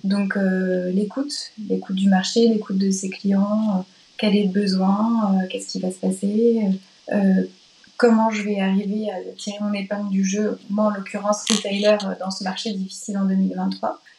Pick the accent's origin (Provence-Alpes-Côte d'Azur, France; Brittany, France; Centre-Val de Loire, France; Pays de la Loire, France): Pays de la Loire, France; Nantes; moved away as an adult; nantaise de cœur, parce que collège-lycée à Nantes et début d'études sup à Nantes